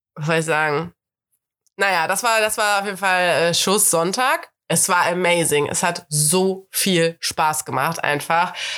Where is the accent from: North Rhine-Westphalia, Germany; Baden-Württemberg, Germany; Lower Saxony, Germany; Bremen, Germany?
North Rhine-Westphalia, Germany; Cologne; ich bin ja Kölnerin, bin hier geboren.